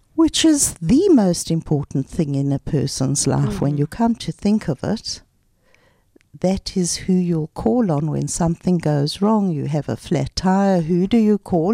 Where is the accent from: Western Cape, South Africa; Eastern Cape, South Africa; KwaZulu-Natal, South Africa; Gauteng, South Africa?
Gauteng, South Africa; Pretoria; moved away as an adult; now in Ra'anana, Israel; we grew up in Pretoria